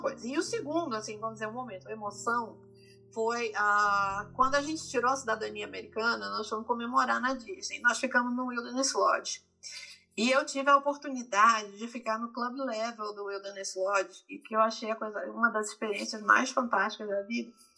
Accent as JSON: {"language": "Portuguese", "country": "Brazil", "moved": "yes", "lives_now": "United States", "said": "nós somos originalmente do Brasil, nós viemos do Brasil"}